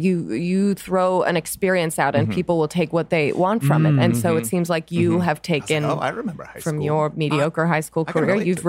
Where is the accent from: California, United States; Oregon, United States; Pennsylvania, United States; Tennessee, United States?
Tennessee, United States; also born or lived in Philadelphia; I was born in Philadelphia, but by the grace of God, moved to Tennessee. So I love the American South. And to me, it's the finest place to come of age.